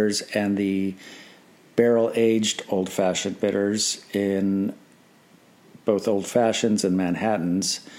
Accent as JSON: {"language": "English", "town": "Rochester", "region": "New York", "country": "United States", "tie": "born or raised there", "said": "Fee Brothers is from my hometown"}